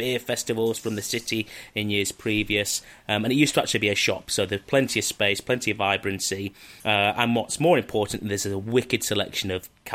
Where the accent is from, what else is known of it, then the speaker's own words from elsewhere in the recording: Manchester, North West England, United Kingdom; my hometown of Manchester